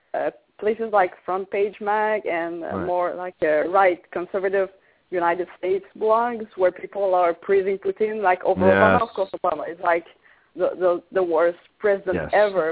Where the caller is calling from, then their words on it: Quebec, Canada; I'm calling from Quebec